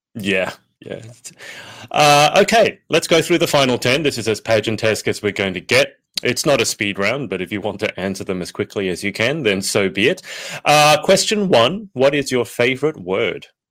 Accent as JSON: {"language": "English", "country": "Australia", "said": "I'm Australian"}